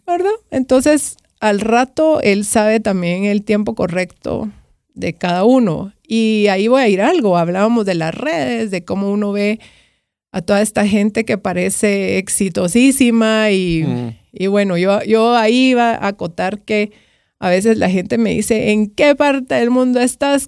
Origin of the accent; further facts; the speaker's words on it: Guatemala; como guatemaltecos